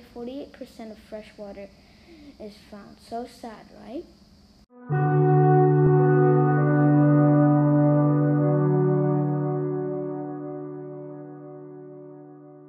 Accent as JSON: {"language": "English", "country": "Turkey", "tie": "born or raised there", "said": "I was born in Turkey and I'm 9 years old"}